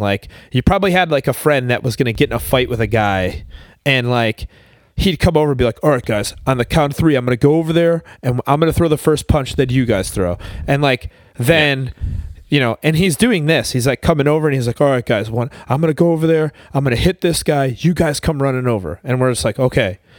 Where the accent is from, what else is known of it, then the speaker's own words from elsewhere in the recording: Buffalo, New York, United States; I was from Buffalo